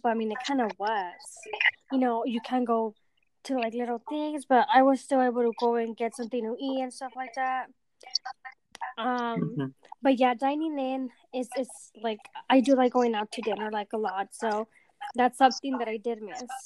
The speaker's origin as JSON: {"language": "English", "area": "hometown down south of San Jose", "region": "California", "country": "United States", "tie": "born or raised there", "moved": "as an adult", "lives_now": "San Jose, United States", "said": "my hometown"}